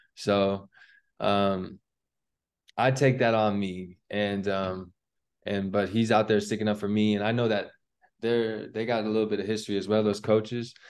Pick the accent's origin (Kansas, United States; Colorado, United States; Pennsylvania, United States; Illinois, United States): Colorado, United States; we grew up playing basketball in Colorado